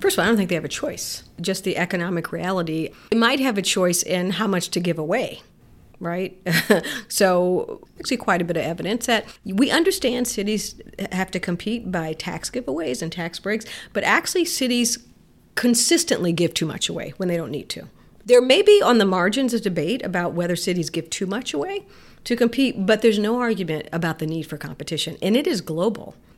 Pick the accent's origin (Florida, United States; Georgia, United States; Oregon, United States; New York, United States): Florida, United States; Miami; also born or lived in Detroit, Michigan; I was born in Detroit and partly raised there, and then later raised in Miami, Florida.